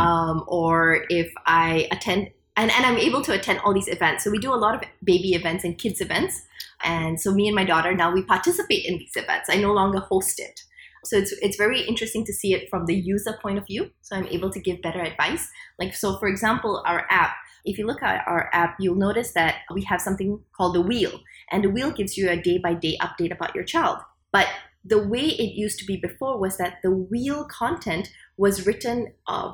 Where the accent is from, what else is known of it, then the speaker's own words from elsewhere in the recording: Singapore; I was a Singaporean and I grew up in Singapore